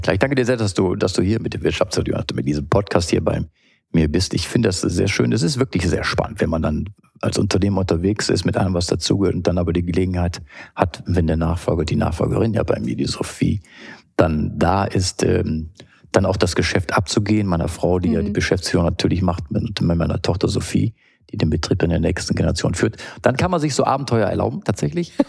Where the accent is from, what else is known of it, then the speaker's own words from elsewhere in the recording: Düsseldorf, North Rhine-Westphalia, Germany; ist Heimat natürlich